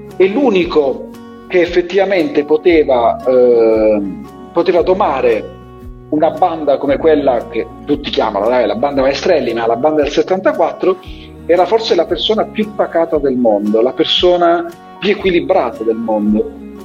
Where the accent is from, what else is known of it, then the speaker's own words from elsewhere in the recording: Foggia, Apulia, Italy; Io vengo da Foggia